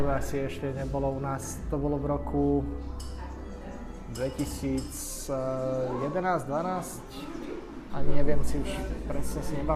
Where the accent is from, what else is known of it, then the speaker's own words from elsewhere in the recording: Komárno, Nitra Region, Slovakia; ja som z Komárna